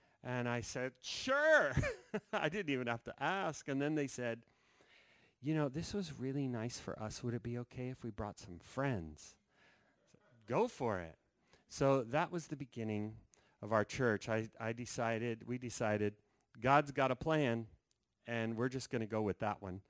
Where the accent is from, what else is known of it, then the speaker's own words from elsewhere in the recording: Denver, Colorado, United States; We're from Denver, Colorado